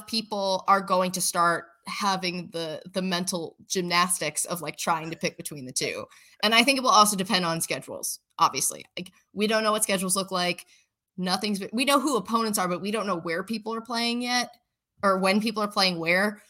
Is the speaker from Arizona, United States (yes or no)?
no; Philadelphia, Pennsylvania, United States; also born or lived in Buffalo; I'm from Philly